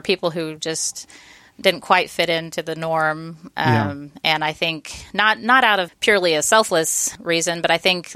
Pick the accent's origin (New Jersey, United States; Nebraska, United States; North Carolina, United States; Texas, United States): Texas, United States; Austin; also born or lived in Georgetown, Texas; I grew up here in Austin